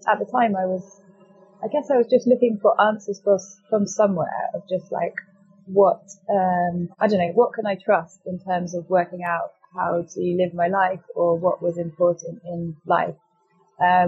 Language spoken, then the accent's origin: English; France; moved away as an adult; also born or lived in United Kingdom; I was brought up in France and went to a French international school, did the French baccalaureate before coming to university